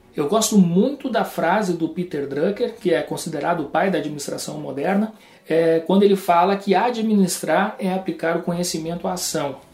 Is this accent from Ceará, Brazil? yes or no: no; Rio Grande do Sul, Brazil; moved away; also born or lived in João Pessoa / Porto Alegre; eu acabei decidindo voltar para o Rio Grande do Sul, sou gaúcho